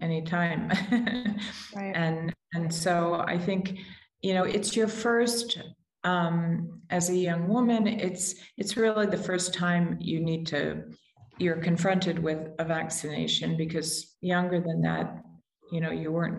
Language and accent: English; United States; I'm American